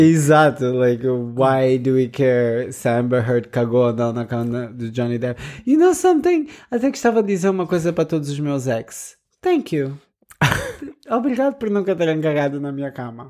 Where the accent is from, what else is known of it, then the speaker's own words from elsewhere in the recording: Lisbon, Portugal; que era de Lisboa